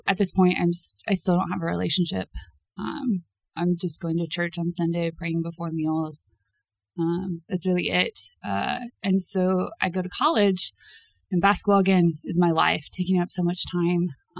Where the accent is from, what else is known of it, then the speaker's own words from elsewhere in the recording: Dayton, Ohio, United States; I am from Dayton, Ohio. And grew up there